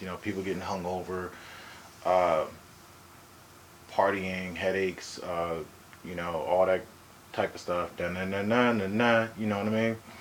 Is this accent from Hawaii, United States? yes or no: yes; Hawaii, United States; I'm from Hawaii